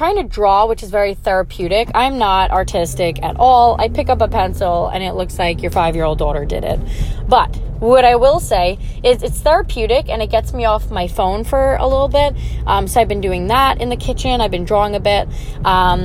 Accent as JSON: {"language": "English", "area": "Long Island", "region": "New York", "country": "United States", "said": "I'm from Long Island, New York."}